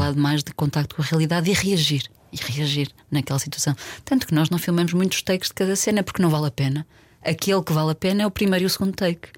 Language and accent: Portuguese; Porto, Norte, Portugal; also born or lived in Alentejo; now in Lisbon, Portugal; eu, super urbana, eu cresci no Porto, vivo uhum. em Lisboa há muitos anos